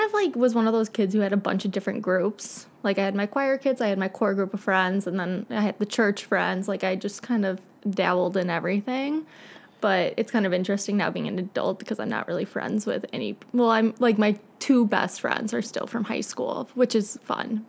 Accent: Naperville, Illinois, United States; I grew up in Naperville. Was born in Edwards Hospital

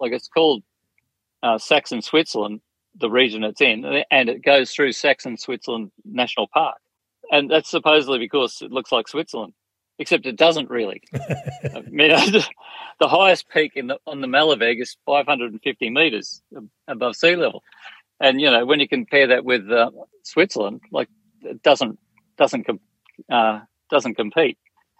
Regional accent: Australia; As an Australian

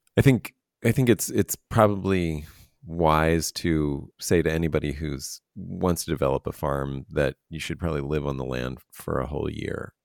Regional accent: East Coast, United States; moved away as an adult; also born or lived in New York; I grew up in the East Coast

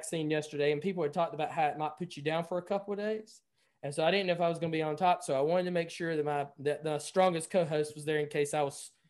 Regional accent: North Carolina, United States; North Carolina, my home state

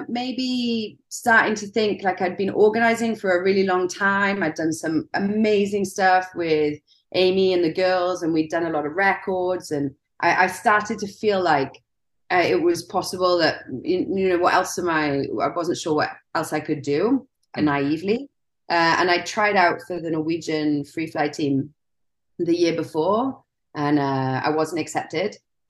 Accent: Wales, United Kingdom; I grew up in Wales.

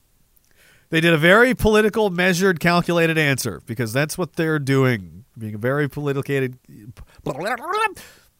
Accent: Canada; as a Canadian

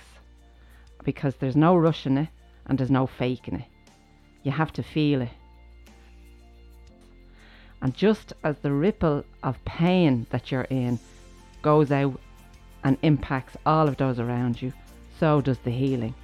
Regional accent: Ireland; growing up in Ireland

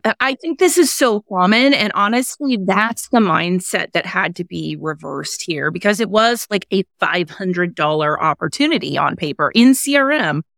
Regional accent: Kansas City, United States; I grew up in Kansas City area

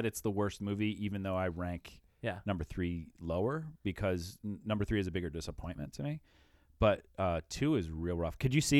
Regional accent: Iowa, United States; hey, by the by, I'm from Iowa.

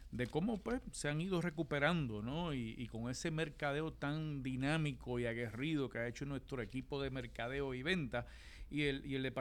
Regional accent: Ponce, Puerto Rico

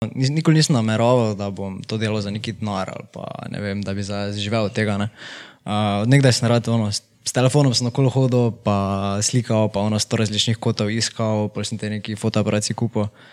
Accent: Miklavž na Dravskem polju, Slovenia; also born or lived in Ljubljana; sem iz Miklauža, tam sem tudi v osnovno šolo hodil

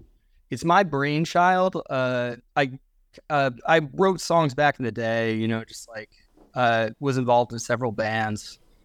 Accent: Lancaster, Pennsylvania, United States; I'm originally from Lancaster, Pennsylvania, so.

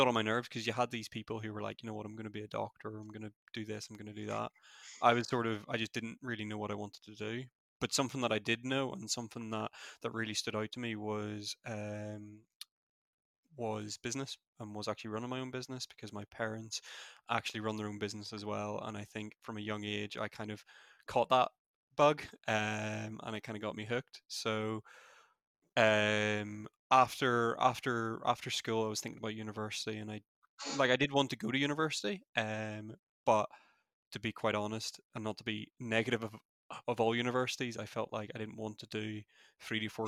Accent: Newtownabbey, Northern Ireland, United Kingdom; Where I'm from is a wee town just outside of Belfast called Newton Abbey. Yeah, it's the accent.

